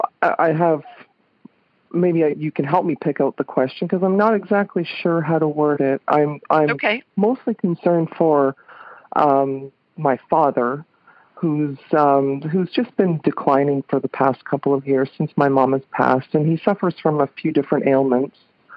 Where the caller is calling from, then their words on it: London, Ontario, Canada; I'm calling from London, Ontario, Canada.